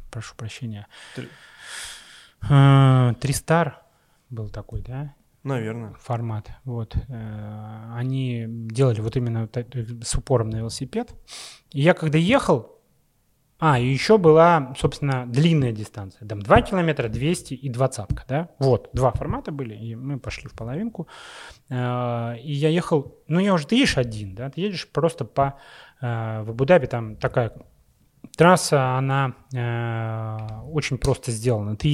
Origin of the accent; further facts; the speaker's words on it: Russia; Ну вот и э, Леша, собственно, он написал Дэвиду, Дэвид такой в шоке, вы кто такие? Мы говорим, мы из России, да.